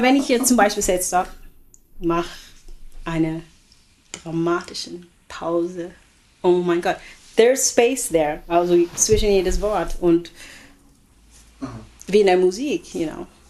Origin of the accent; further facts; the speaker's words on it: Oakland, California, United States; German is a second language; moved away as an adult; also born or lived in Philippines / Europe; ich bin in den Philippinen geboren. Meine Eltern sind Einwanderer gewesen und ich bin also mit neun Monaten äh, bin ich mit meiner Mama rübergekommen. So. Und dann seitdem immer in Oakland gelebt